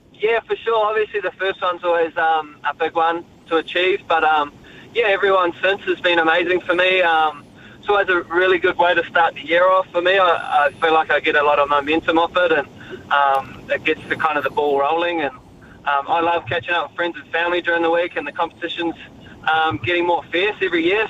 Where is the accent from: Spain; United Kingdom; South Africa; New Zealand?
New Zealand; Raglan, Waikato; Growing up in Raglan